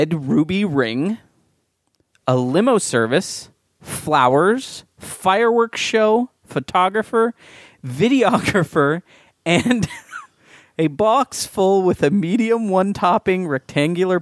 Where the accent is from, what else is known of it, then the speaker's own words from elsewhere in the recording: San Diego, California, United States; I grew up in San Diego